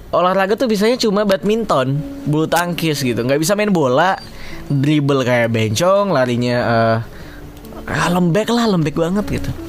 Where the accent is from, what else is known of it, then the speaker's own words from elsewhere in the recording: Pontianak, West Kalimantan, Indonesia; kita lomba uh, lomba di antar pelajar di kotaku lah waktu itu di Pontianak